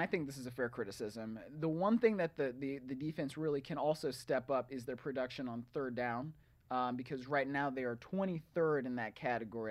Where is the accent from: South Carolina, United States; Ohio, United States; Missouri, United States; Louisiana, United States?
Ohio, United States; Cleveland; moved away as an adult; also born or lived in New York; I'm from Cleveland